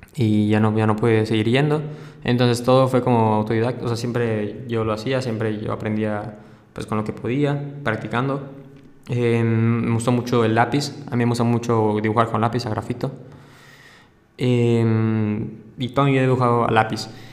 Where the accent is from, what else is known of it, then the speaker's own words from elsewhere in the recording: Mérida, Yucatán, Mexico; soy, soy una, persona de Mérida, Yucatán, tranquilo